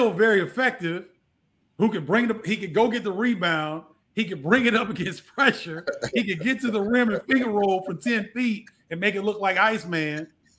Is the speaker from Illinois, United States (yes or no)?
yes; Carbondale, Illinois, United States; Larry Smith is from Alton, Illinois, and I'm from Carbondale.